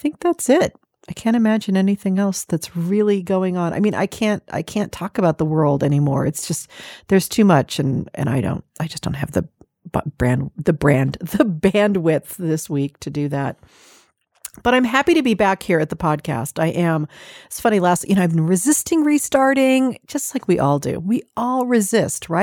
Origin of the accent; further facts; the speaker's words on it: California, United States; I'm a Californian